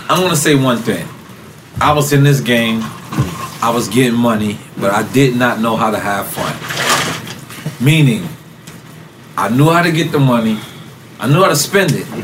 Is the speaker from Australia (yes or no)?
no; New York, United States; Like I'm from LeFrak. We got